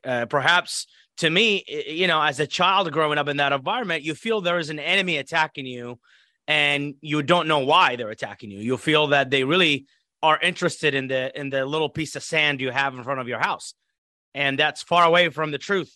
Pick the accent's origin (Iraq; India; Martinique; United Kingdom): Iraq; moved away as an adult; now in United States; growing up in Iraq